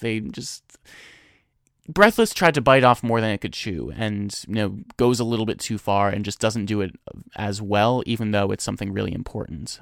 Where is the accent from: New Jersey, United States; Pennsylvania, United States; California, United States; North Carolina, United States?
New Jersey, United States; also born or lived in Boston; I'm from New Jersey.